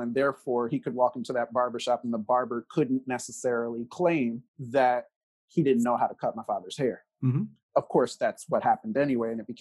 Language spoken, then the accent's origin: English; central New Jersey, United States; I was born in central New Jersey in the early 1980s